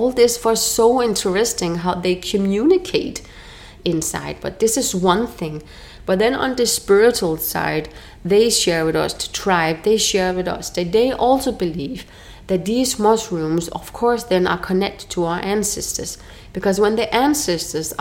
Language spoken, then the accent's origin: English; Denmark; moved away as an adult; now in Mexico; From where I'm from Denmark